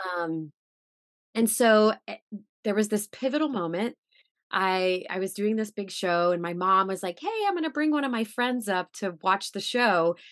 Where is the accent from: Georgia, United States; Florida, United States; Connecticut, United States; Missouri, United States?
Missouri, United States; moved away as an adult; also born or lived in New York; I'm from Missouri, by the way, so I'm like this Midwestern girl